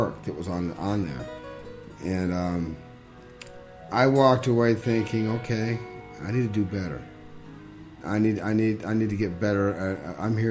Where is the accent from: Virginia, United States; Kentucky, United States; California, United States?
California, United States; Northern; I was from Northern California.